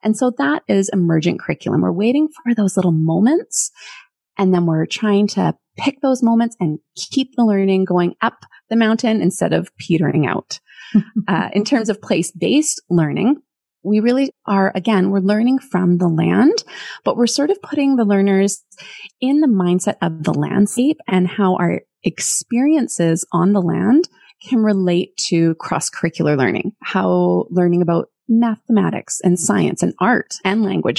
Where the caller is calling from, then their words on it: Port Moody, British Columbia, Canada; I come from Port Moody in British Columbia.